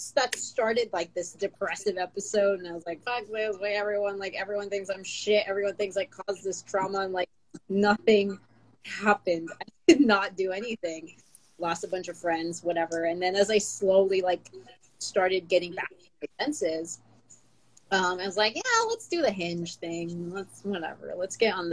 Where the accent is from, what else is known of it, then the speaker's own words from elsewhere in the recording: Philippines; first language Tagalog; English is a second language; now in United States; I speak Tagalog and I grew up speaking Tagalog because I was born in the Philippines.